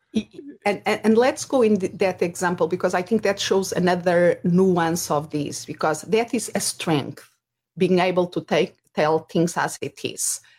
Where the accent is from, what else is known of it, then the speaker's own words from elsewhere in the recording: Portugal; English is a second language; moved away; if people are wondering about my accent, Uh, originally, I'm from Portugal